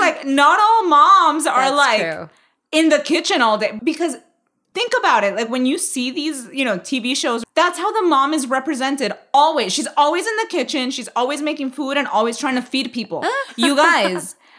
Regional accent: Miami, Florida, United States; Even though I'm not Cuban, but I'm from Miami.

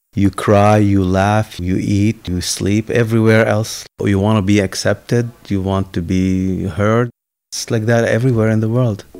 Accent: Lebanon; now in United States; I grew up in Lebanon in the midst of our civil war.

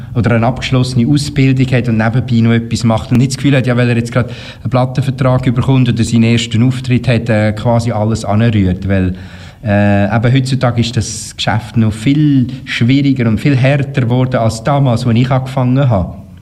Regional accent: Uri, Switzerland; ich komme auch aus dem Kanton Uri

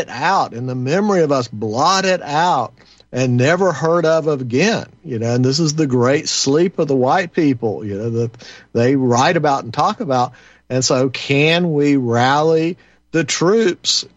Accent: North Carolina, United States; my hometown up here in the mountains of North Kakalaki

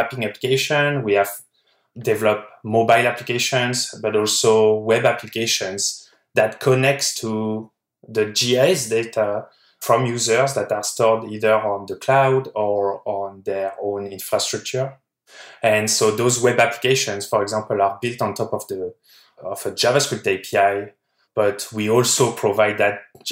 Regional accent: France; moved away as an adult; now in California, United States; I'm from France

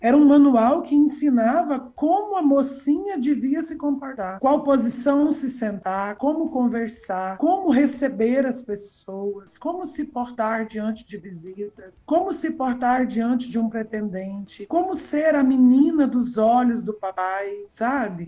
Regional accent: Goiás, Brazil; eu mudei de Goiânia de volta para cá, porque eu fui embora para Goiânia com 12 anos para estudar e voltei com 26

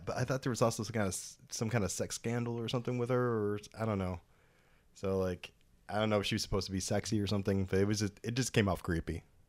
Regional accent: United States; as an American

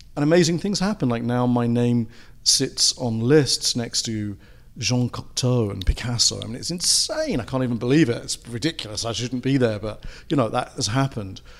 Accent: England, United Kingdom; moved away; being British and having come from a country where they had a lot of, lot of sort of empire at one point and there was all those influences that came into England

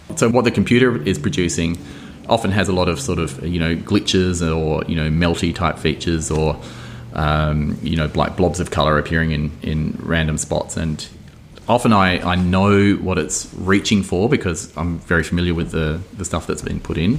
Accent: Adelaide Hills, South Australia, Australia; where I grew up in Adelaide Hills

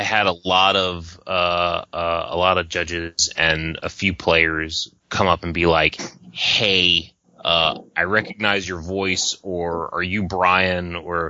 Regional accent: Canada; Mine was actually, I'm a Canadian and I like

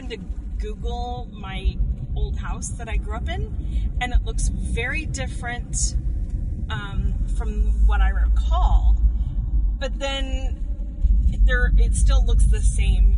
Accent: Olathe, Kansas, United States; moved away; also born or lived in Shawnee Mission, Kansas; my parents were living in Olathe at the time, which is the town where I grew up

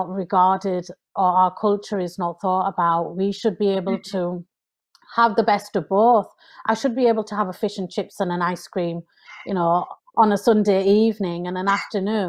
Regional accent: United Kingdom; I'm British

